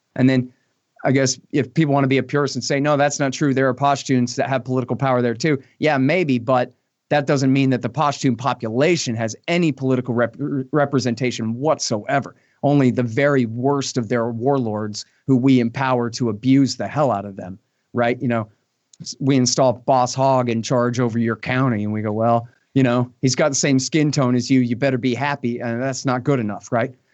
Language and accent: English; Texas, United States; I'm a Texan